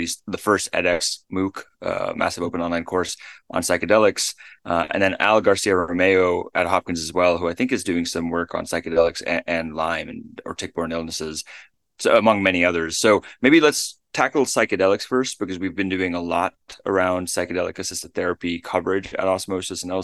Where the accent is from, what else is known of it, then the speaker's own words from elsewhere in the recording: Namibia; I was born in Namibia